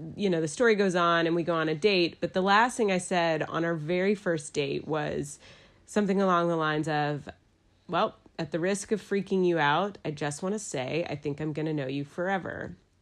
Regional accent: Dallas, Texas, United States; moved away as an adult; also born or lived in New York City; now in Asheville, United States; I'm from Dallas, Texas. I moved to Asheville, North Carolina in two thousand two for college.

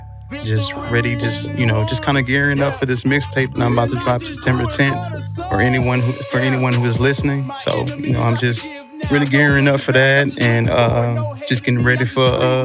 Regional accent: Portales, New Mexico, United States; born there; Originally, I was born in New Mexico.

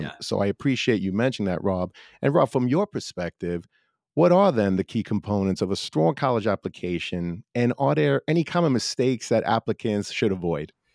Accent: New York City, New York, United States; I grew up in Brooklyn

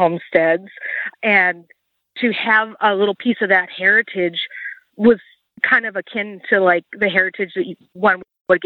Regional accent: Chicago, Illinois, United States; now in Walla Walla, United States; I was born and raised in the Chicagoland area

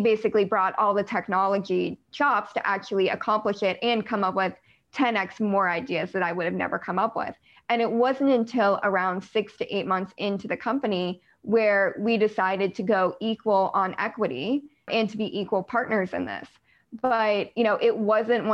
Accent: United States; I'm American

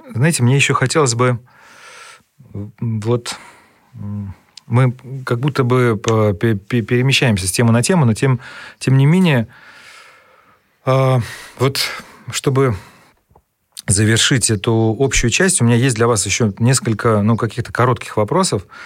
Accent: Saratov, Saratov Oblast, Russia; к нам в наш город, а я из Саратова

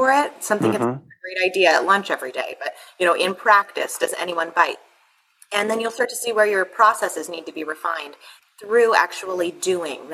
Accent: Sedona, Arizona, United States; I grew up in Sedona, Arizona

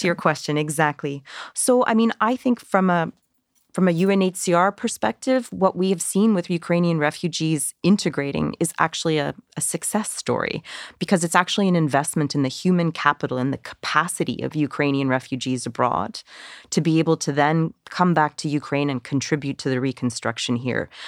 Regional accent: Canada; I'm I'm Canadian

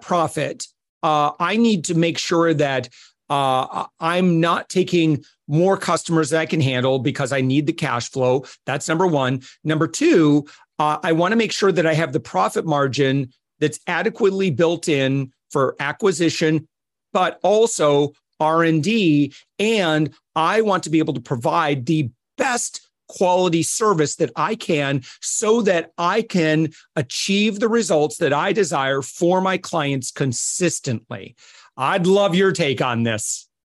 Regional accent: Midwest, United States; I come from the Midwest in the United States

